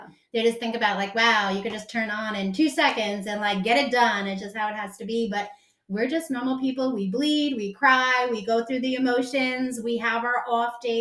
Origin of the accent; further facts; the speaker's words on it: New York, United States; now in Mooresville, United States; I am from New York. I am now in Mooresville.